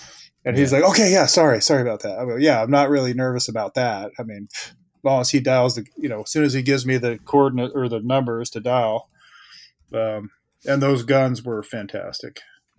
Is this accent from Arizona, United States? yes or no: no; Oregon, United States; also born or lived in California, United States / Puerto Rico / Florida, United States / New York, United States; I grew up mostly in Oregon, but also in California.